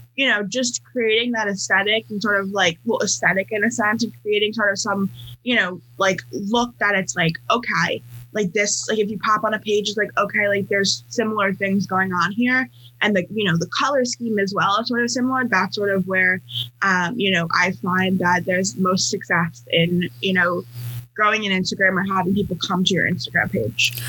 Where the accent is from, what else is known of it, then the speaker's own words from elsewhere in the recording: New York, United States; moved away as an adult; also born or lived in California; I am from New York, um, and then for college I moved to California